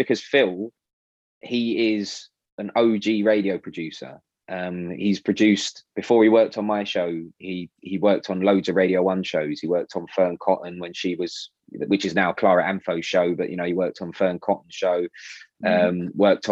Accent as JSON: {"language": "English", "region": "London", "country": "United Kingdom", "tie": "born or raised there", "said": "I grew up in South Norwood, so stones throw away from Selhurst Park"}